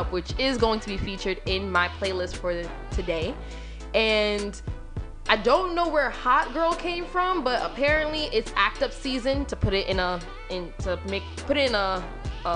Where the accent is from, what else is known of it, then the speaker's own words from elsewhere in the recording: New York City, New York, United States; I'm from Queens